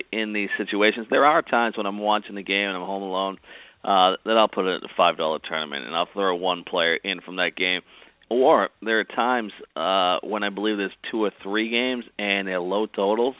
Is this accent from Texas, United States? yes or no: no; Boston, Massachusetts, United States; I grew up in Boston, Massachusetts